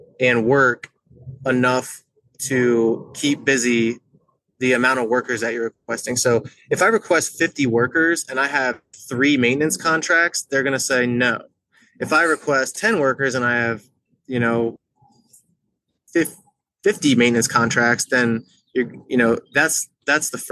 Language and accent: English; York, Pennsylvania, United States; I've been in York, Pennsylvania my whole entire life.